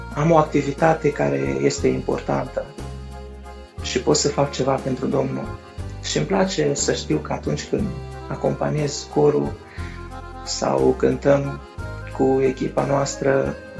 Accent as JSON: {"language": "Romanian", "country": "Moldova", "said": "sunt din Republica Moldova"}